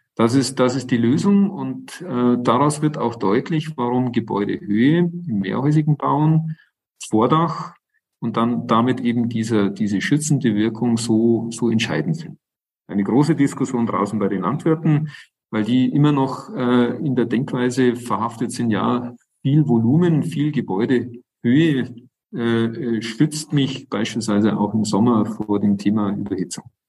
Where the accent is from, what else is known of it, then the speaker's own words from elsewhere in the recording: Northern Germany, Germany; bei uns in Norddeutschland an der Küste